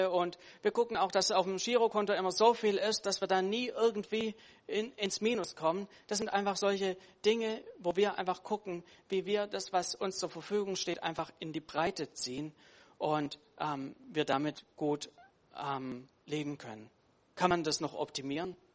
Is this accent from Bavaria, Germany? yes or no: no; Baden-Württemberg, Germany; als Schwabe freut mich das wieder